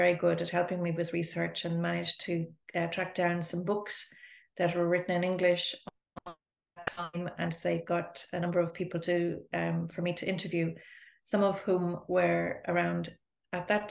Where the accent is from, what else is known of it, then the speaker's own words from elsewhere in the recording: Dublin, Leinster, Ireland; also born or lived in Spain; I am from Dublin